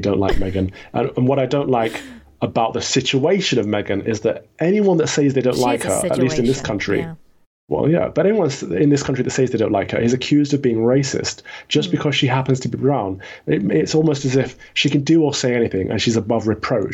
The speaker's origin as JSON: {"language": "English", "country": "United Kingdom", "said": "we're British first and foremost"}